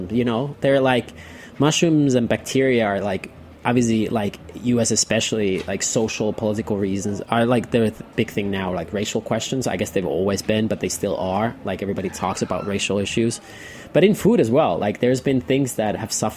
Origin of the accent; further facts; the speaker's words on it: Nokia, Pirkanmaa, Finland; moved away as an adult; now in New York, United States; I grew up in Finland, in the town of Nokia, you know, like the phone